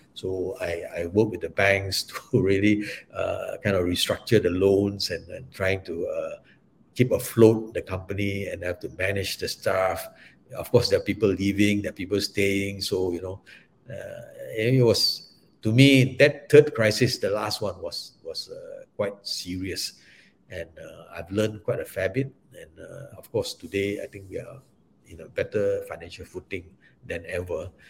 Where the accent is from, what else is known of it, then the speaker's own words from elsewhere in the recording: Malaysia; also born or lived in Singapore; I'm a Malaysian